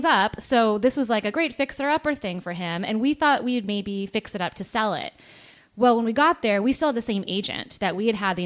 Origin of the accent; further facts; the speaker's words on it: just outside of Vancouver, BC, British Columbia, Canada; moved away as an adult; also born or lived in California / Los Angeles, United States; I was born in California, but raised in mostly in just outside of Vancouver, BC.